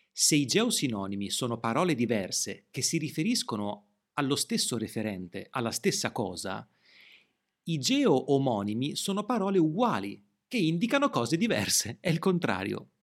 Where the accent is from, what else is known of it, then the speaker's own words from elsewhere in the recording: Emilia-Romagna, Italy; Nelle varietà settentrionali tendiamo a pronunciare in modo più debole le consonanti geminate, le famose doppie. Nella mia zona il suono della C dolce, il suono fricativo della C dolce, si indebolisce.